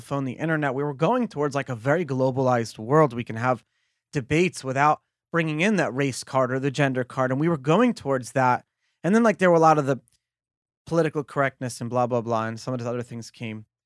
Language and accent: English; New York City, New York, United States; I grew up in Brooklyn, in the melting pot of the world